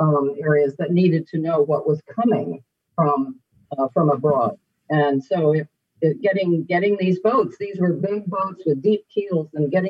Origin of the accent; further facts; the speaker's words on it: Cape Cod, Massachusetts, United States; also born or lived in Manhattan, New York; now in City Island, Bronx, United States; I grew up in Massachusetts, on Cape Cod, in fact, where I was close to the, you know, the water.